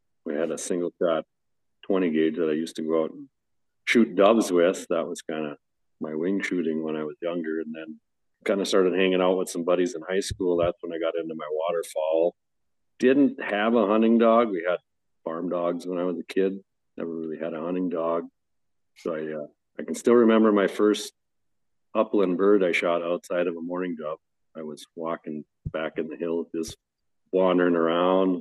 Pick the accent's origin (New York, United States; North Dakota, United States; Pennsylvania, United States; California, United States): North Dakota, United States; I grew up in North Dakota and that's what I got started on with waterfowl